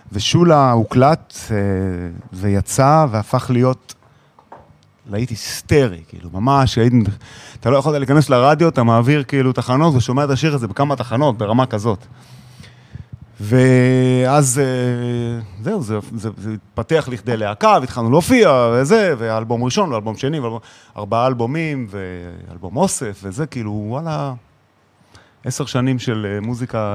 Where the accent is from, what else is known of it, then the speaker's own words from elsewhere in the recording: Israel; moved away as an adult; ילד ישראלי